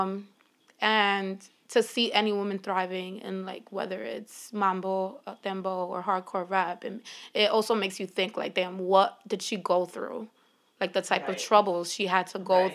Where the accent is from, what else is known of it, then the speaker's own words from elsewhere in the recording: Philadelphia, Pennsylvania, United States; growing up in Philly